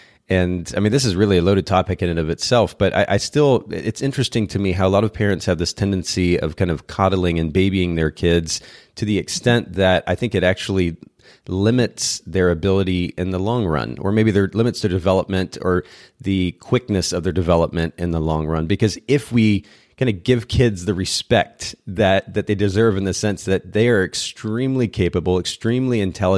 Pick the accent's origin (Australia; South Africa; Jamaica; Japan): Japan; I grew up in Japan myself, and I was there from about the age of 2. And so learning Japanese just came naturally.